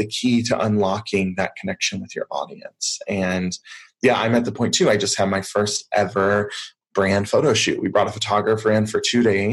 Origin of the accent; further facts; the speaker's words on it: the South, United States; I grew up in the South here in the US